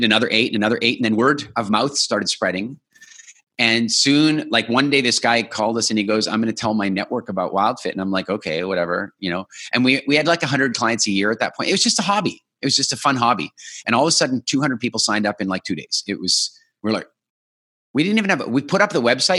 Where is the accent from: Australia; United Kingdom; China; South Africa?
South Africa; moved away; I was born in South Africa